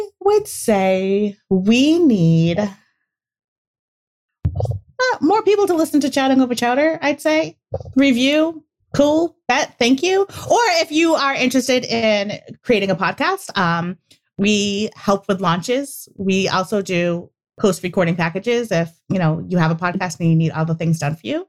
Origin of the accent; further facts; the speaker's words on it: New England, United States; we're from New England. And again, it's crackers. Sometimes it comes out as crackers. No one knows what we're saying half the time